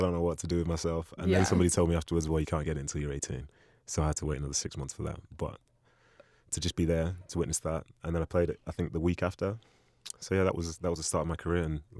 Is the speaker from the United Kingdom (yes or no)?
yes; Manchester, North West England, United Kingdom; I was raised in Manchester, and I love being a part of that community. So as I say, I came over when I was five.